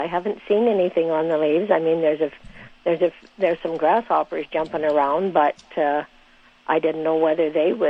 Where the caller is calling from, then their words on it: Warren, Manitoba, Canada; I'm calling from the Warren area.